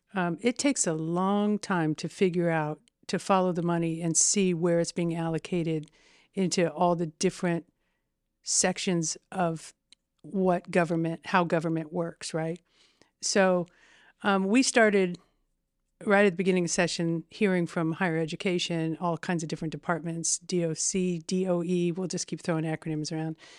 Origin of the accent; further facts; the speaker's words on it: Terre Haute, Indiana, United States; I am fifty-five years old and I've probably lived there maybe fifty-two